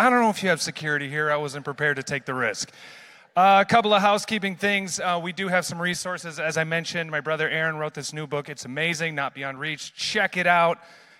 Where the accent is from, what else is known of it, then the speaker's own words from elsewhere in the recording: Amsterdam, North Holland, Netherlands; growing up in missions my whole life, born and raised in Amsterdam, seeing the power of God outside of the church.